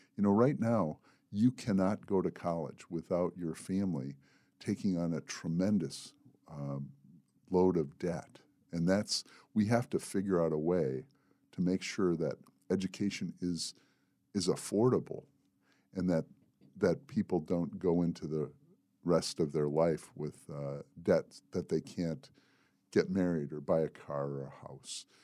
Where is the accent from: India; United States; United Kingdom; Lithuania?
United States; Manistee, Michigan; moved away as an adult; also born or lived in Mississippi; now in Southern Tier, New York, United States; I was born in Manistee, Michigan, in a small town, and, uh, I lived there until a week before I turned eighteen